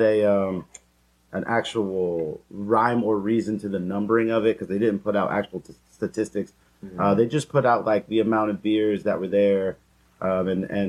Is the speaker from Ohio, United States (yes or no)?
yes; Columbus, Ohio, United States; I'm from Ohio, Columbus, per se